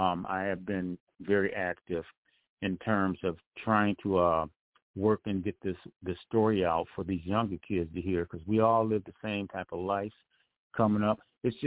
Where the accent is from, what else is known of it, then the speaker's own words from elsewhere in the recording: Detroit, Michigan, United States; I'm from Detroit, Michigan, and actually I'm a recording artist.